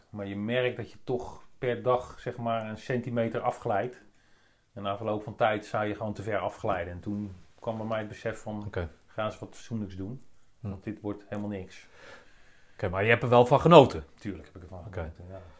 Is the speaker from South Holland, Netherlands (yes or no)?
yes; Capelle aan den IJssel, South Holland, Netherlands; Capelle aan de oh, IJssel.